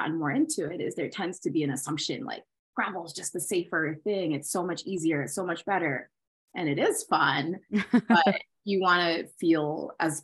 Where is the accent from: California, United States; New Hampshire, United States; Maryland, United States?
Maryland, United States; I'm from Maryland, from the suburbs.